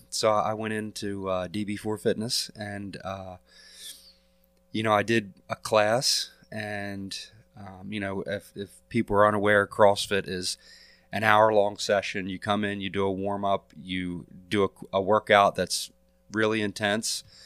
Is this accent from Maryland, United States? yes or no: yes; Elkton, Maryland, United States; I'm a lifelong resident of Cecil County. I was born and raised in Elkton